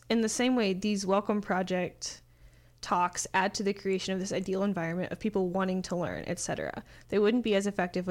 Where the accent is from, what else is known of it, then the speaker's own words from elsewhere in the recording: a smaller town in Indiana, United States; I am from a smaller town in Indiana that is very conservative and small